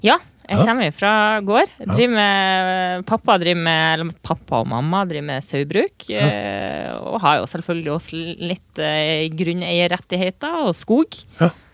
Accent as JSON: {"language": "Norwegian", "town": "Lavangen", "region": "Troms", "country": "Norway", "tie": "born or raised there", "moved": "as an adult", "said": "Lavangen. Eh, oppvokst der, men så har jeg bodd de siste årene i eh, storbyen Tromsø"}